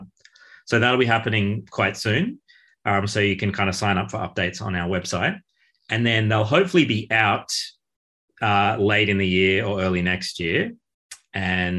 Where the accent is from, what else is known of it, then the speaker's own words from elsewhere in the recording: Australia; growing up in Australia